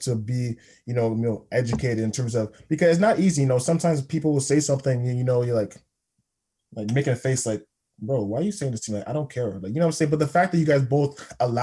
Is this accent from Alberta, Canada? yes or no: no; Toronto, Ontario, Canada; also born or lived in Jamaica; I'm from Toronto, you know, I went to three high schools